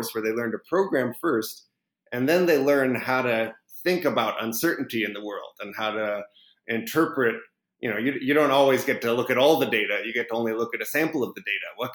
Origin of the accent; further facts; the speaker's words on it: Minneapolis, Minnesota, United States; also born or lived in Pasadena, California; now in Berkeley, United States; I'm originally from Pasadena, but I grew up mostly in Minneapolis, which is a little bit colder than Pasadena